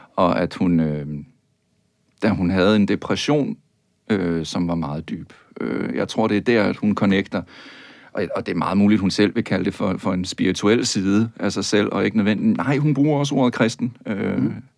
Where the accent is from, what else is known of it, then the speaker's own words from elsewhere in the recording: Tønder, Southern Denmark, Denmark; jeg er jo vokset op i Sønderjylland